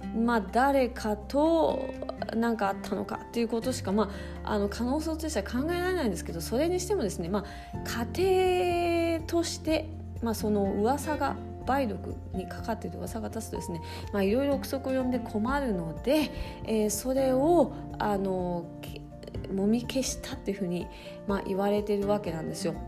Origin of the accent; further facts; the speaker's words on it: Higashimurayama, Tokyo, Japan; 私東京の多摩地区の東村山市出身なんですけども